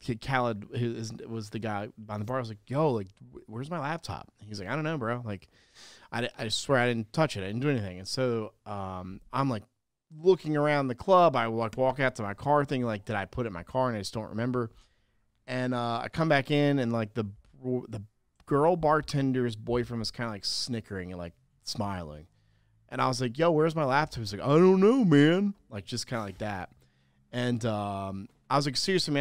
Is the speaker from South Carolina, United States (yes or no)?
yes; South Carolina, United States; I'm from South Carolina